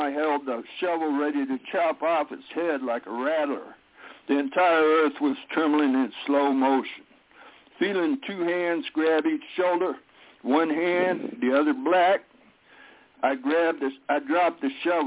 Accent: New Mexico, United States; now in Milwaukee, United States; that's where I grew up in New Mexico, right on the Texas line

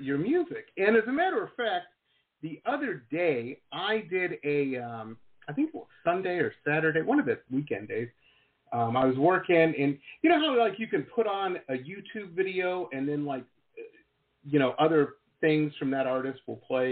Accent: Detroit, Michigan, United States; I grew up in the 80s in Detroit

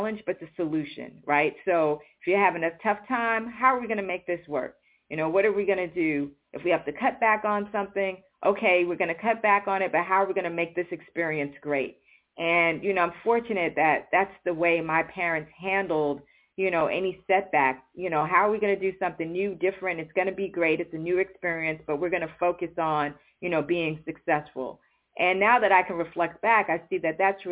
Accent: New York City, New York, United States; moved away; I grew up in New York City

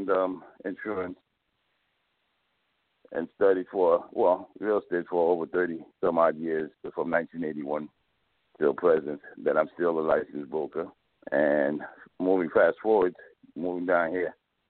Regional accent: New York, United States; moved away as an adult; also born or lived in Port-au-Prince, Haiti; now in South Florida, United States; I grew up in New York. I was born in Port-au-Prince, Haiti. I left Haiti at the age of 8 years old

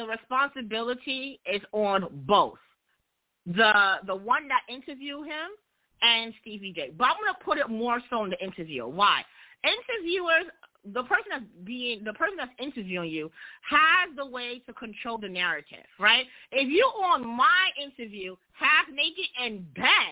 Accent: New York, United States; I'm from New York

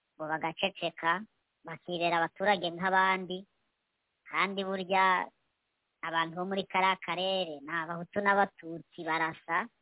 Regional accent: DR Congo

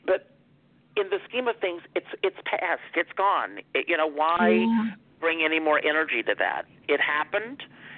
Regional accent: South Carolina, United States; I had a great mentor when I was growing up in South Carolina.

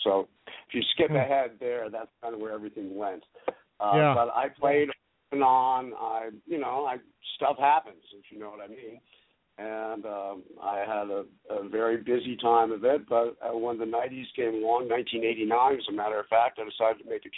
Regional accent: United States; You know, I'm from the U.S. and we're all American. but spent a lot of time overseas, as I mentioned.

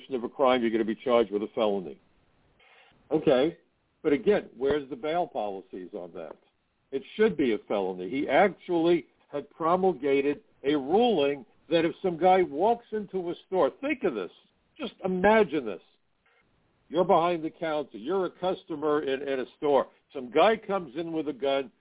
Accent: New York City, New York, United States; here in my hometown of New York City

